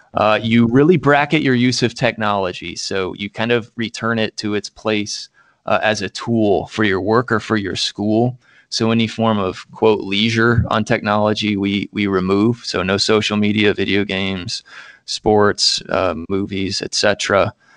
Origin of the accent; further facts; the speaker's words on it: Central Indiana, United States; moved away as an adult; also born or lived in Minnesota; I am from Indiana. uh, Central Indiana in particular, went, uh, to the public schools, K through twelve there